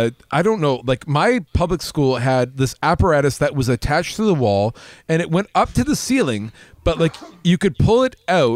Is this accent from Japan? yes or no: no; Canada; I'm a Canadian kid.